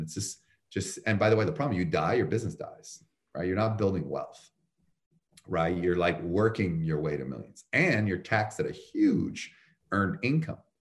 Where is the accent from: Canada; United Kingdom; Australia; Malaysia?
Canada; moved away as an adult; also born or lived in Chicago; now in United States; I'm from Canada originally